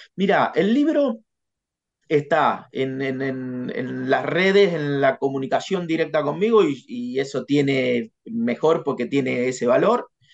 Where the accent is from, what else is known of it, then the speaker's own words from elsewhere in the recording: Casbas, Buenos Aires Province, Argentina; moved away as an adult; also born or lived in La Plata; yo nací en, en Casbas, que es en, el partido de Guaminí